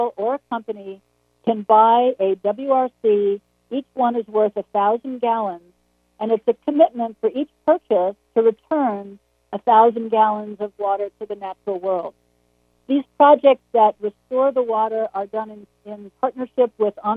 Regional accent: Long Island, New York, United States; I grew up on Long Island

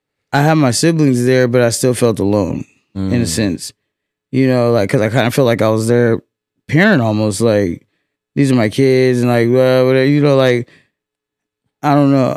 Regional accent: Fresno, California, United States; I'm from Fresno, the West Side. Dirty Dub

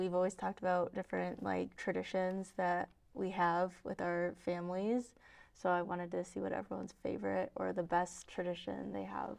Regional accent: Connecticut, United States; moved away; this diner in my hometown

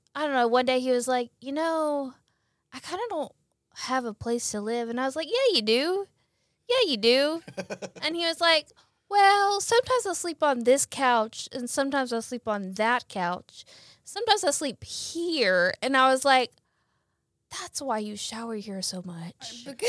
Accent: Brandon, Mississippi, United States; also born or lived in Jackson; I'm from Jackson. Live in Jackson, grew up in Brandon

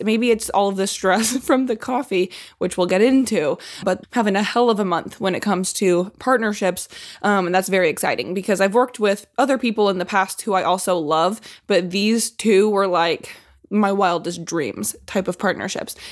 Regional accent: Indiana, United States; Growing up in Indiana

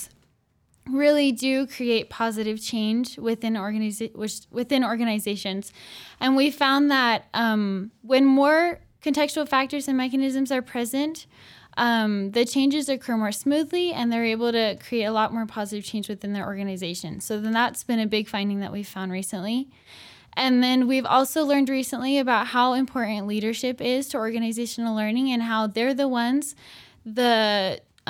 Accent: Gilbert, Arizona, United States; I'm from Gilbert, Arizona

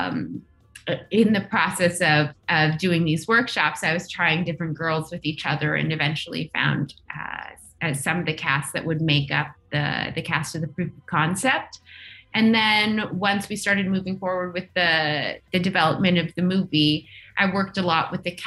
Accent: Nunavut, Canada; I'm Inuk. I grew up in Nunavut

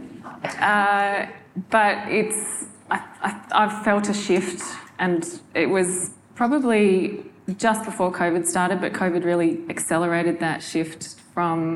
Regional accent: Northwest Tasmania, Australia; moved away; I'm from Northwest Tassie

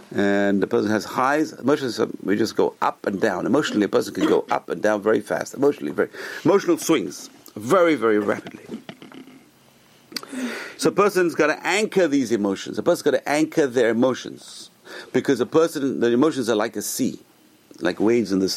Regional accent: England, United Kingdom; when I was a kid, growing up in England

